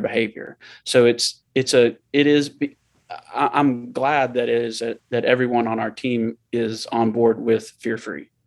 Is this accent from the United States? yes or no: yes; Murfreesboro, Tennessee, United States; I grew up in Murfreesboro, where we live now